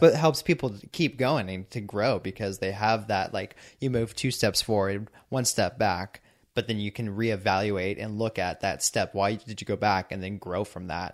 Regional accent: San Diego, California, United States; I'm from San Diego

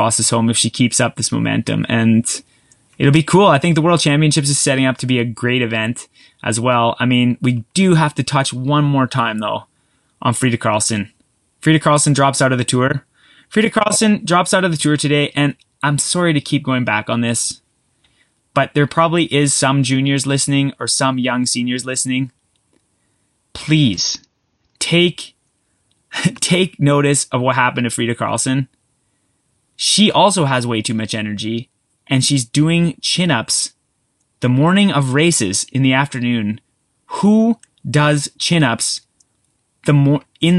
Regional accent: Canada; I'm Canadian

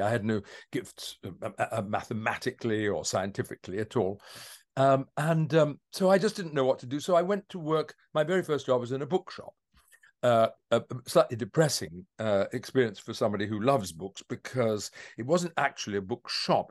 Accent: London, United Kingdom; I was born in Streatham

